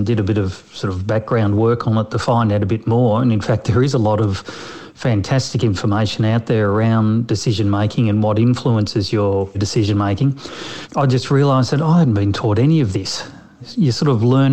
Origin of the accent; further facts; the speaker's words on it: Melbourne, Victoria, Australia; I was actually from Melbourne